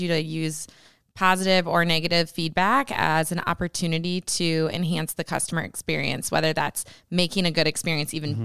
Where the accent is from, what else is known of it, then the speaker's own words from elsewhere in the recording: Britt, Iowa, United States; I grew up in rural Iowa in a little town called Britt.